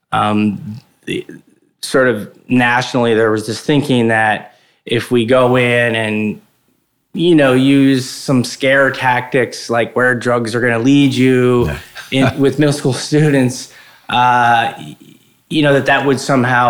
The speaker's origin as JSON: {"language": "English", "town": "Morris Plains", "region": "New Jersey", "country": "United States", "tie": "born or raised there", "said": "I grew up in Morris County, a little town called Morris Plains, and 1 square mile, and went to Morristown High School"}